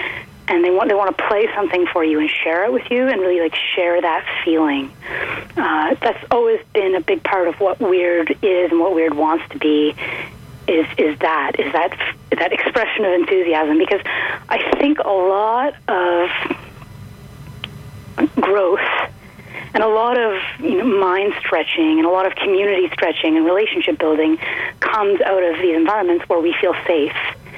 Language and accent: English; Perth, Ontario, Canada; born there; I was born in Perth, Ontario, and I've lived kind of all over Canada.